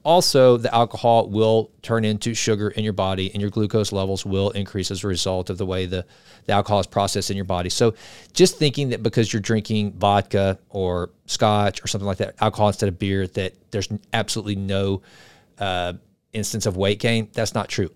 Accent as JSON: {"language": "English", "region": "the South", "country": "United States", "said": "I'm from the South. I'm from right in the buckle of the Bible Belt"}